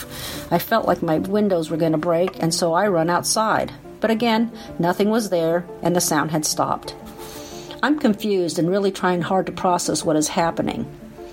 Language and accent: English; Valdivia, Los Ríos, Chile; moved away; also born or lived in United States; I was born in Chile in 1961.